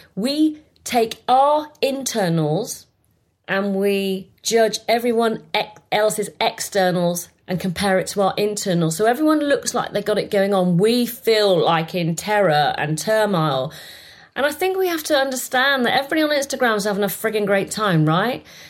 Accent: Bath, South West England, United Kingdom; I was born in England. I was born in Bath and I was born in a council estate

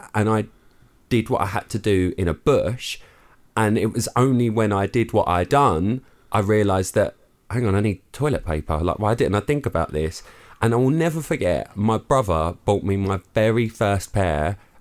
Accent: London, United Kingdom; now in Essex, United Kingdom; I grew up in London

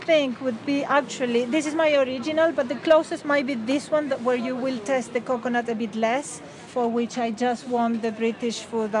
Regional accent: Argentina; now in Reigate, United Kingdom; I come from Argentina.

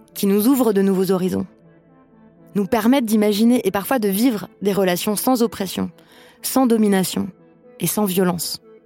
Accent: France; also born or lived in Paris; J'ai grandi en France hexagonale comme une femme blanche

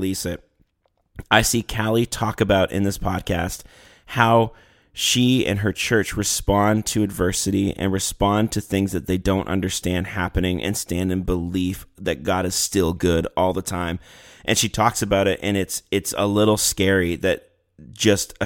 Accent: Canada; we're from Canada, and now two or three of us live in the States

